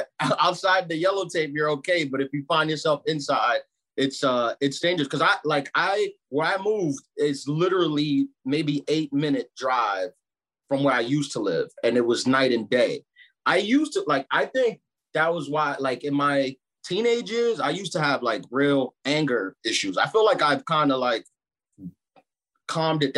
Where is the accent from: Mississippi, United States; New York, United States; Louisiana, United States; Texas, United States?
New York, United States; New York City; also born or lived in Brooklyn, New York; I'm from New York. I was born in Brooklyn, raised in Queens.